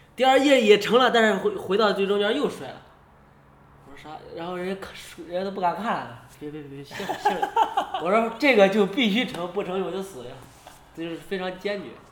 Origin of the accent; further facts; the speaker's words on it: China; 我是中国的